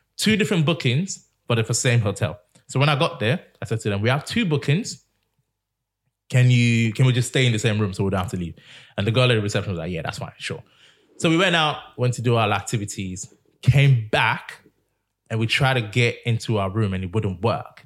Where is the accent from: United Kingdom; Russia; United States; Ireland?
United Kingdom; England; I'm from England.